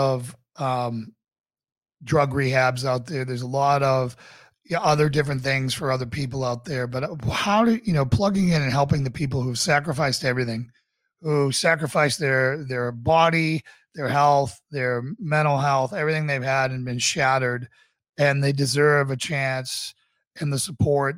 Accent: Boston, Massachusetts, United States; moved away as an adult; also born or lived in Charlottesville, Virginia; I wanted to come home and fight for my hometown. So I got out in 2008, joined the Boston Police Department

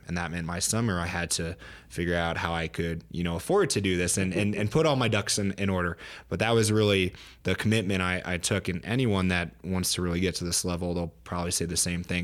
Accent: Pennsylvania, United States; now in Colorado, United States; I'm from Pennsylvania originally, so a small town there back east, uh, living in Colorado now

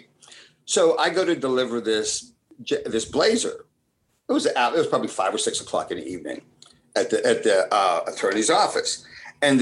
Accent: Pittsburgh, Pennsylvania, United States; first language Italian; English is a second language; also born or lived in Italy; being raised in Pittsburgh

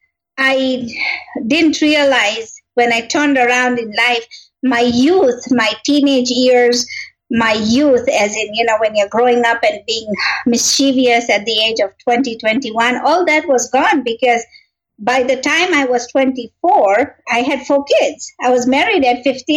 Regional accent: Kenya; moved away as an adult; also born or lived in Tanzania; I am originally born and raised in Kenya

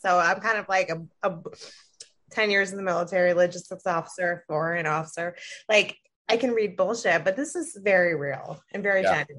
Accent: Ohio District 7, United States; born or raised there; now in Washington, D.C., United States

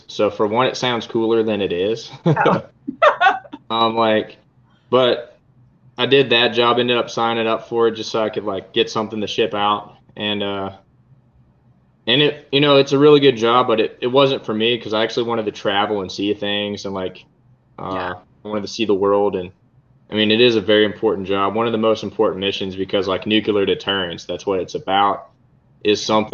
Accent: Texas, United States; moved away as an adult; also born or lived in Minot, North Dakota / Hillsdale, Michigan; I'm from Texas. That's where I was born and raised

